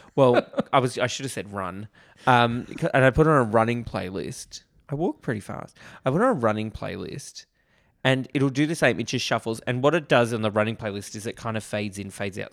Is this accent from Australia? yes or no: yes; Australia